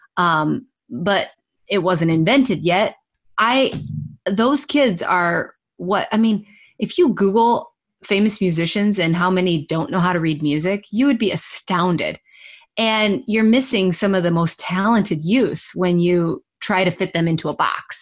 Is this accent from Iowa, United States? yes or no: yes; Iowa, United States; I'm from Iowa